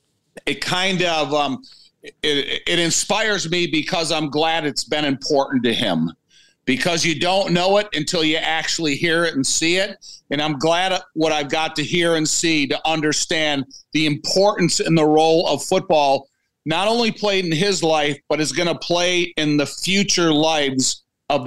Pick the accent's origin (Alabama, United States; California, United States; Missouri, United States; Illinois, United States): Illinois, United States; Joliet; As a Chicago guy growing up in Joliet